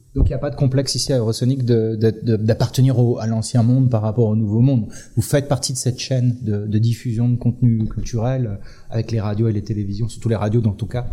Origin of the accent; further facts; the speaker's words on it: western France, France; en tant que Français, ayant vécu dans l'ouest de la France